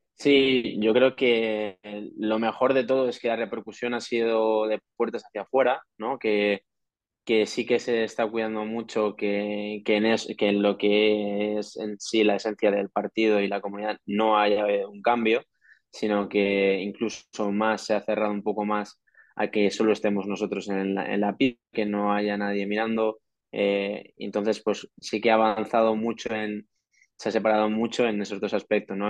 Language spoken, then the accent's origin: Spanish; Madrid, Community of Madrid, Spain; el 99% de los jugadores somos madrileños y hemos jugado en categorías inferiores en la selección de Madrid